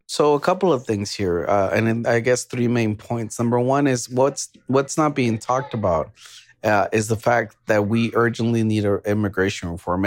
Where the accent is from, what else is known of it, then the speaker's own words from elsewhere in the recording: Texas, United States; as a Texan